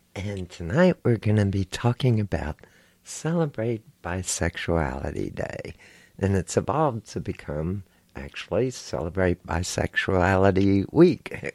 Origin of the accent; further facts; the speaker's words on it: Houston, Texas, United States; I grew up here in Houston, Texas.